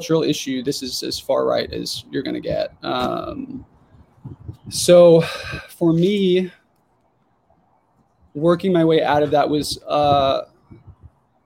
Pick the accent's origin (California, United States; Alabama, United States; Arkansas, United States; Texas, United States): Arkansas, United States; Jonesboro; In Jonesboro, Arkansas, which is where I grew up